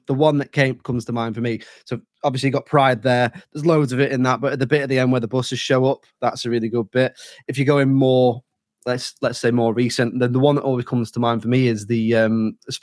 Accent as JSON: {"language": "English", "country": "United Kingdom", "said": "as a British person"}